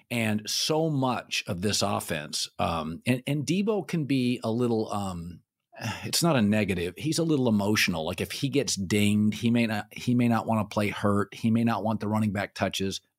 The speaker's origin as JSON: {"language": "English", "region": "Pacific Northwest", "country": "United States", "said": "I'm from the Pacific Northwest."}